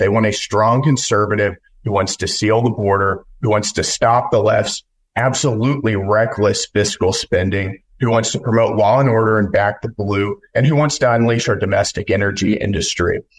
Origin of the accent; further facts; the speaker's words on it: West Texas, United States; I grew up in West Texas on a cattle ranch